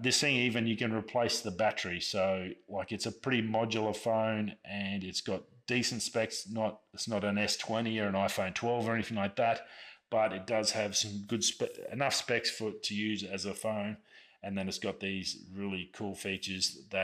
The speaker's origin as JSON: {"language": "English", "country": "Australia", "said": "I'm an Australian. It's a part of our birthright."}